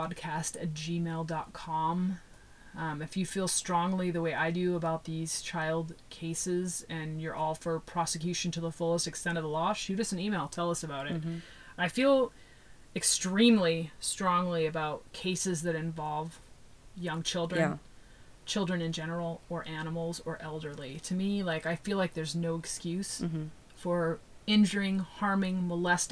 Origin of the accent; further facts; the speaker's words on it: Pacific Northwest, United States; moved away; also born or lived in California; I'm from the Pacific Northwest up by the Canadian border.